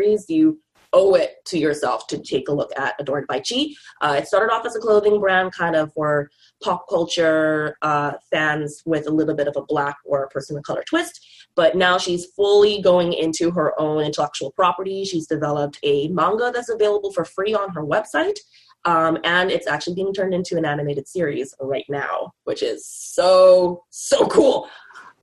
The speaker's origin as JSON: {"language": "English", "country": "Bahamas", "moved": "as an adult", "lives_now": "Vancouver, Canada", "said": "me and my boyfriend, now husband, also from the Bahamas"}